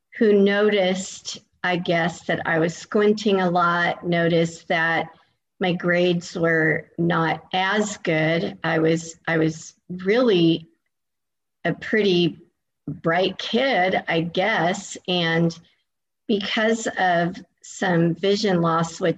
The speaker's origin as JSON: {"language": "English", "region": "California", "country": "United States", "moved": "as an adult", "lives_now": "Florida, United States", "said": "I am originally from California, and I moved across the country all the way to Florida about 17 years ago"}